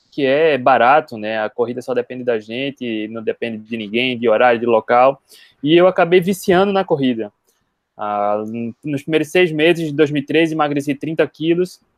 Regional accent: Recife, Pernambuco, Brazil; sou de Recife.

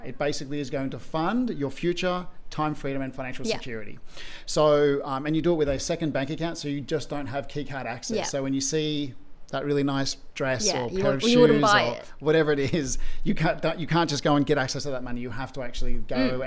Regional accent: Sydney, New South Wales, Australia; I grew up in Western Sydney

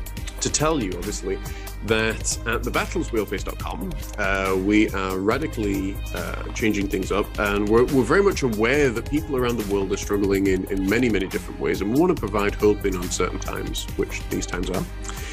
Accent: Huddersfield, Yorkshire and the Humber, United Kingdom; I'm actually originally from England, in the Midlands, in Huddersfield

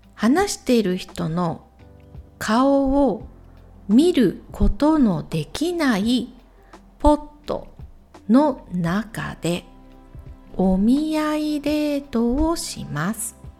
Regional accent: Ehime, Japan; 私の地元、愛媛県も水が少ない

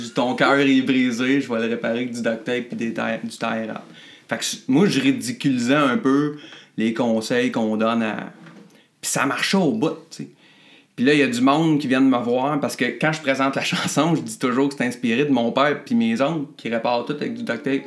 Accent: Drummondville, Quebec, Canada; Je jouais dans plein de bandes par chez nous à Drummond

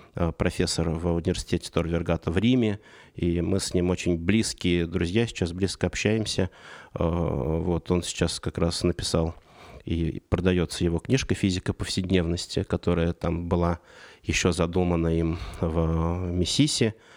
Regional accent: Saratov Oblast, Russia; now in Moscow, Russia; я родился в Саратовской области, и переезд в Москву для 90-х это было событие

